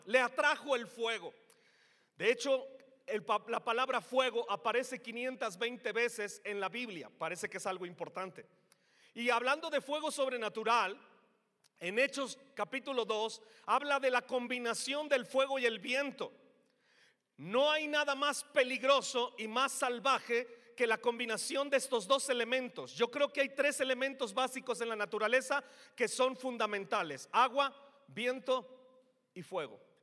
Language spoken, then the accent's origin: Spanish; Mexico; nos hizo mexicanos